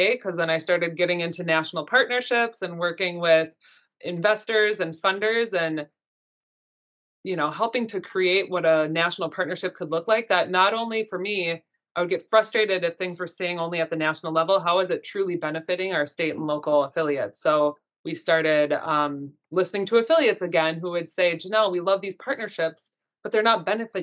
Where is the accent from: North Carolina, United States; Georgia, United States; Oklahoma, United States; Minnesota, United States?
Minnesota, United States; Northwest; now in Washington, D.C., United States; I grew up in Northwest Minnesota in a teeny tiny little farm and in a very cold community